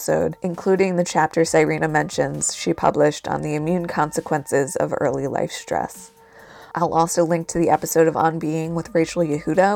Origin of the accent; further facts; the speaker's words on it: New Jersey, United States; my home state of New Jersey